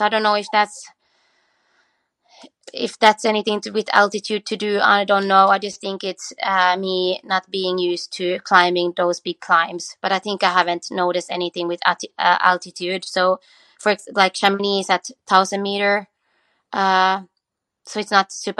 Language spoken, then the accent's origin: English; Australia; we come from Australia